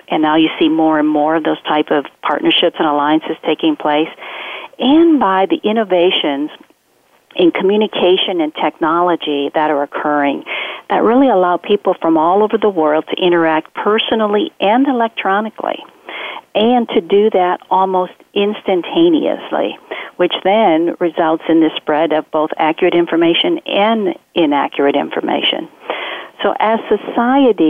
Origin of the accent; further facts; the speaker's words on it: rural Minnesota, United States; I grew up in Minnesota, in rural Minnesota